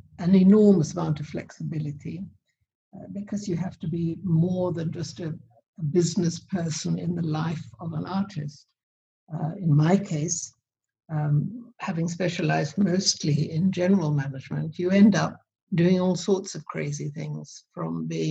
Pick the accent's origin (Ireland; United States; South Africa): South Africa; moved away; I grew up in South Africa